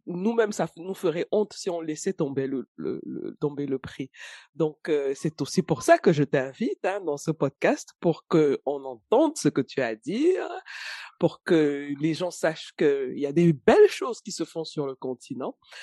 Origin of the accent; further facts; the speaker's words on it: Cameroon; chez nous au Cameroun